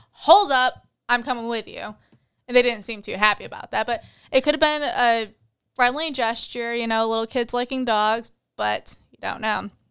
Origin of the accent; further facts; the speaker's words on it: Michigan, United States; moved away; I grew up in Michigan